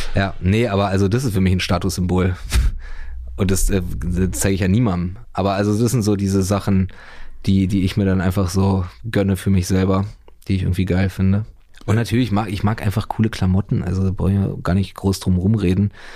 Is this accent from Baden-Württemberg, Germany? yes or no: no; Berlin, Germany; born or raised there